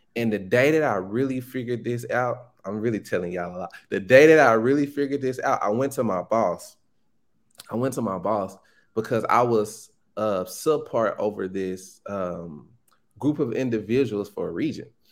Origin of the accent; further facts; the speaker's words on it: Pine Bluff, Arkansas, United States; I'm from Pine Bluff. It's a small town in Arkansas